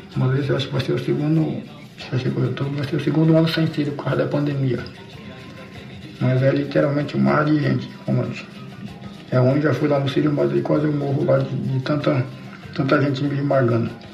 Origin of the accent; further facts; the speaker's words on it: Belém, Pará, Brazil; eu sou de Belém